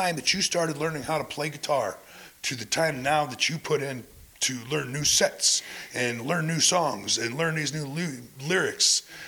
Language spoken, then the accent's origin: English; Clint, Texas, United States; You know, I came from Clint.